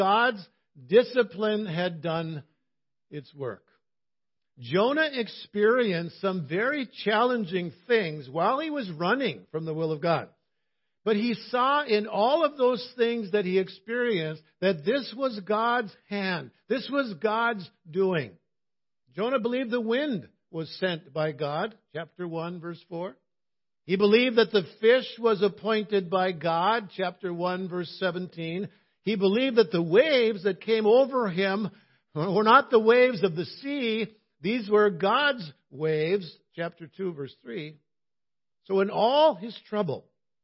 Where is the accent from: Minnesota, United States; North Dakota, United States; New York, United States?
Minnesota, United States; Cloquet; my hometown of Cloquet